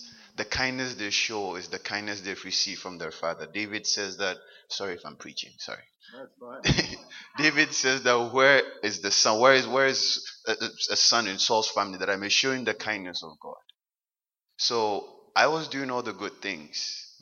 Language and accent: English; Ghana; moved away as an adult; now in Halifax, Canada; I was born and raised in Ghana.